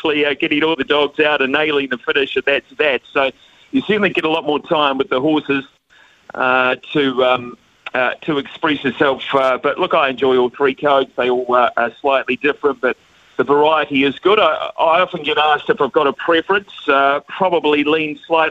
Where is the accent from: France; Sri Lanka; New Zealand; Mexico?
New Zealand; Palmerston North, Manawatū-Whanganui; growing up in Palmerston North